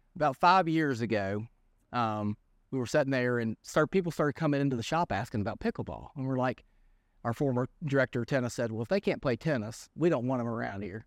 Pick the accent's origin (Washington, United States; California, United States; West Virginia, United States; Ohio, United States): West Virginia, United States; Lewisburg; born and raised in Lewisburg. you know, native Greenbrier County